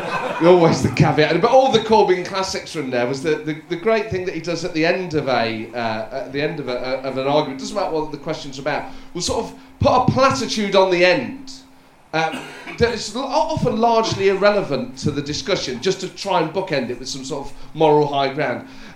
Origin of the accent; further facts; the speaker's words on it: Northern Ireland, United Kingdom; and I'm from Northern Ireland, it turns out. I was in Belfast at the weekend